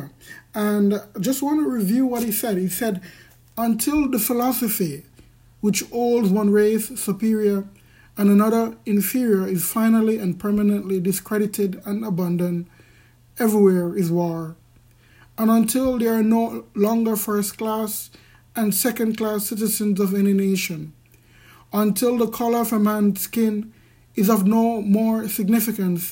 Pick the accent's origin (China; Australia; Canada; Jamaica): Jamaica; I'm from Jamaica, and we have a classist society